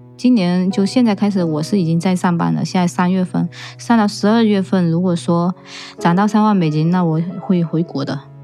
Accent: Fujian, China; moved away as an adult; now in United States; 我是来自福建的

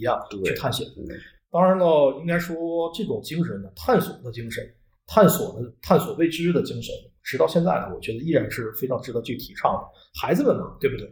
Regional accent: China; 咱们是中国的孩子，是有着咱们中国自己特定的一个相对更加特殊的这样一个成长环境

